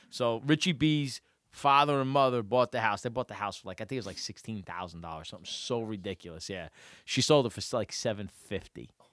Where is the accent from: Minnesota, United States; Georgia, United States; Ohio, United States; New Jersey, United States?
New Jersey, United States; Pequannock; I grew up in Pequonik